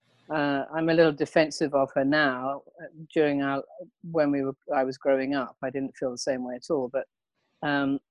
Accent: Hertfordshire, East of England, United Kingdom; moved away as an adult; now in Los Angeles, United States; I grew up in Hertfordshire, in England

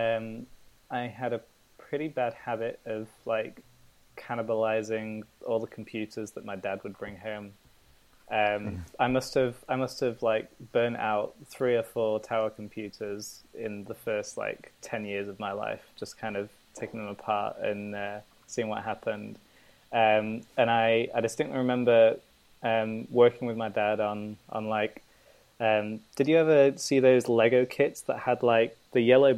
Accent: Manchester, North West England, United Kingdom; moved away; I hail from Manchester, England

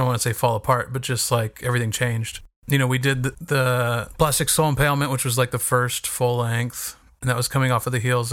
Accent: Northern California, United States; moved away as an adult; also born or lived in Whittier, California / Bend, Oregon / Seattle, Washington; we were there for 9 years until I was 10 years old. And then we moved to Northern California

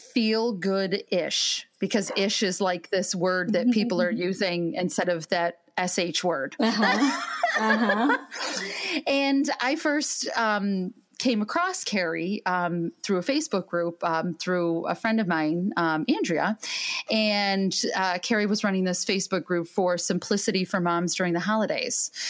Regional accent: United States; we as American women

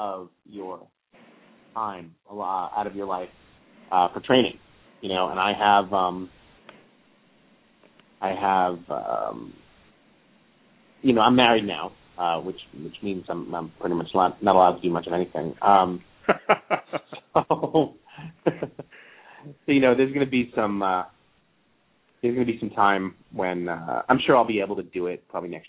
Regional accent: New York, United States; I was from New York

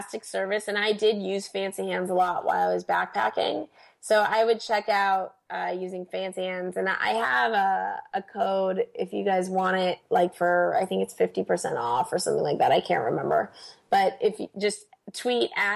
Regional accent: United States; As an American

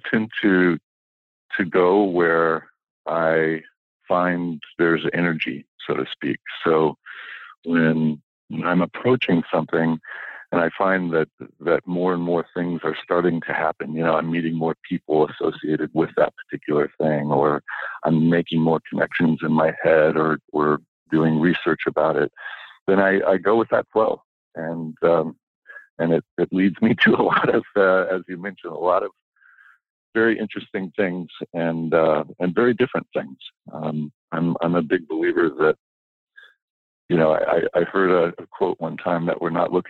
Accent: Kettering, Ohio, United States; moved away as an adult; also born or lived in San Francisco; when I was a kid, I was growing up in Kettering, Ohio, outside of Dayton

